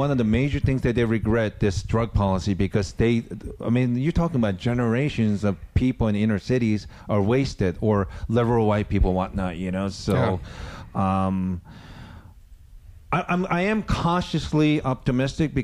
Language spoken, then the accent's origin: English; United States; now in Sweden; I'm American